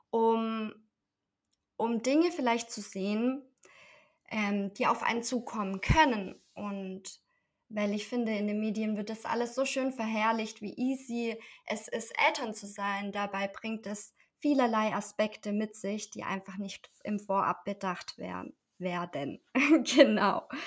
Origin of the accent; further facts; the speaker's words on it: Esslingen, Baden-Württemberg, Germany; Ich komme aus Esslingen, das liegt in der Nähe von Stuttgart und bin Mama von zwei wundervollen Kindern.